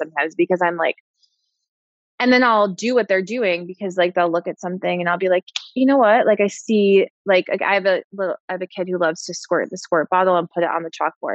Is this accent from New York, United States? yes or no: yes; New York, United States; I'm a New Yorker